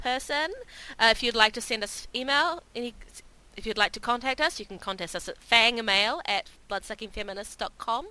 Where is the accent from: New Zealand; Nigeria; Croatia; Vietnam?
New Zealand; moved away; my hometown